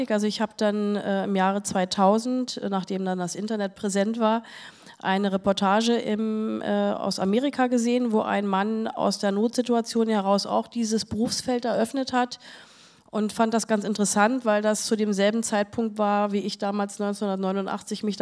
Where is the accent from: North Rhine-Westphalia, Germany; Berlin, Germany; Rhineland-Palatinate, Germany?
Berlin, Germany; Da habe ich äh, als Berliner äh, jemand gesucht, der sowas macht.